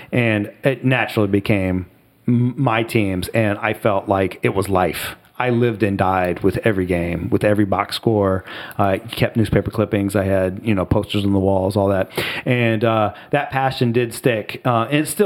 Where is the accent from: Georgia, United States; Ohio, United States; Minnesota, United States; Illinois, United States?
Ohio, United States; Southwest; moved away as an adult; now in Washington, D.C. metro area, United States; growing up in Southwest Ohio, mm-hmm. moving to the DC metro area in 2000 with a four year old and a one year old